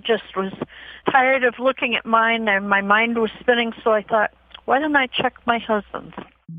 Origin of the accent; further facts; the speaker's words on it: Gardner, Massachusetts, United States; I am from Gardner, Massachusetts